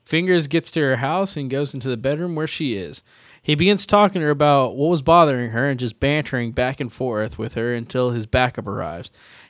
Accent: Midwest, United States; I grew up and lived in the Midwest most of my life, but since moving to the East Coast, I realize I have a strange love of ranch dressing.

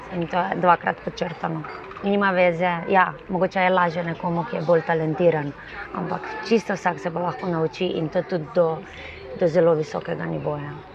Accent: Slovenia; smo Slovenci

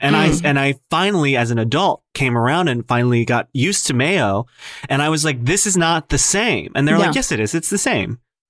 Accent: Illinois, United States; also born or lived in Chicago; I'm from Illinois.

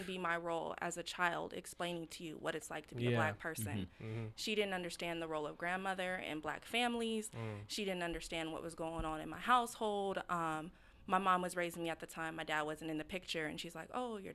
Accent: Burien, Washington, United States; I actually grew up in Berrien.

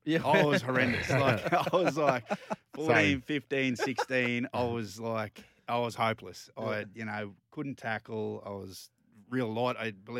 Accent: Emerald, Queensland, Australia; moved away; but I grew up out in Emerald. All my juniors out in Emerald, played for the Emerald Tigers, and then I went on to play for the Emerald Cowboys, two local sides.

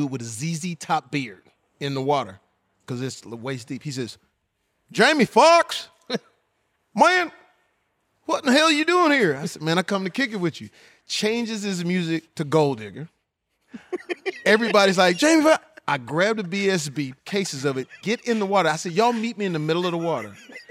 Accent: the South, United States; I'm from the South. It's Southern.

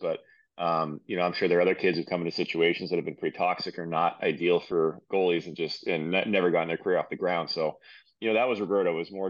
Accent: Marblehead, Massachusetts, United States; I'm from Marblehead, Massachusetts.

